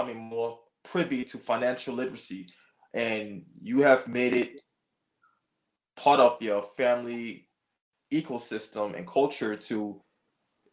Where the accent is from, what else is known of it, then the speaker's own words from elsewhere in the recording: Liberia; I'm from Liberia. I also survived a civil war, a 14-year civil war